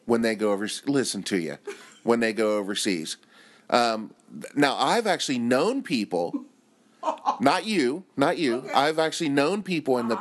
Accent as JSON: {"language": "English", "country": "United States", "moved": "as an adult", "lives_now": "Japan", "said": "as an American"}